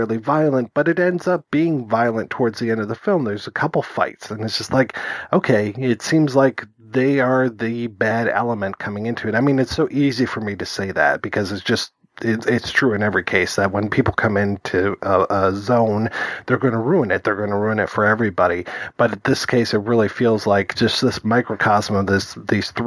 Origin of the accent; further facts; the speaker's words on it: Detroit, Michigan, United States; growing up in Detroit